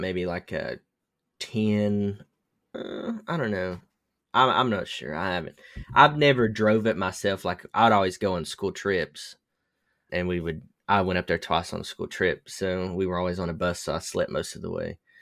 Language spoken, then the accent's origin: English; the South, United States; I was raised in the South